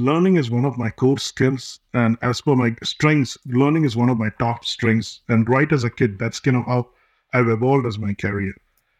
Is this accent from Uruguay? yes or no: no; India; English is a second language; moved away as an adult; now in United States; My dad was a cinematographer for movies in India. I grew up in India and came here for my master's.